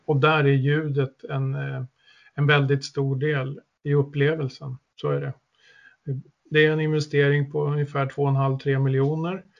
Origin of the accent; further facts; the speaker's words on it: Södertälje, Stockholm County, Sweden; also born or lived in Östersund; jag är född och uppväxt i Södertälje